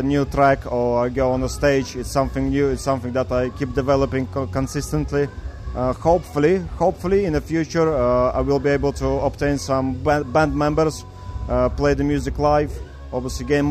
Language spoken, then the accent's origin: English; Russia; moved away as an adult; also born or lived in King's Lynn; now in Wisbech, United Kingdom; Originally, I'm from Russia